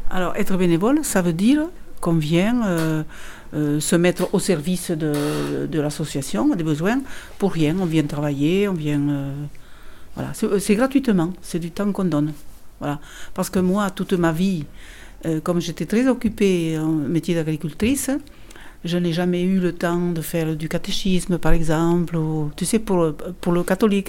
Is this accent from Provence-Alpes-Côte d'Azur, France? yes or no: no; Pardies, Nouvelle-Aquitaine, France; Je suis de Pardis.